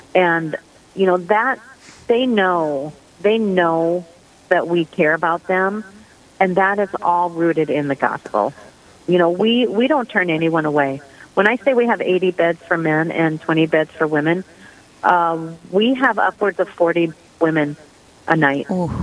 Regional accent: Sioux Falls, South Dakota, United States; I am originally from Sioux Falls, South Dakota.

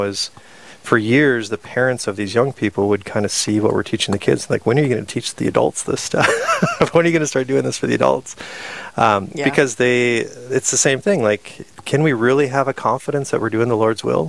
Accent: Sisseton, South Dakota, United States; I grew up in Sisseton, South Dakota

